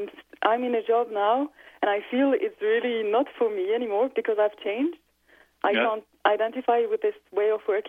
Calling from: Switzerland; So I'm calling also from Europe, from Switzerland.

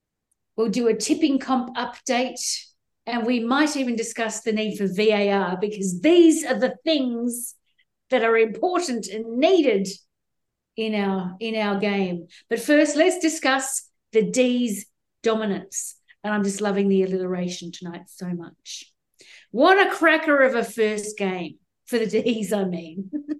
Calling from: New South Wales, Australia; from the lower central coast of New South Wales, which is Guringai land

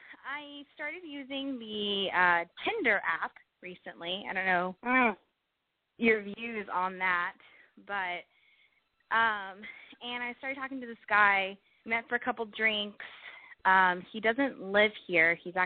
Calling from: San Diego, California, United States; I'm actually calling from San Diego

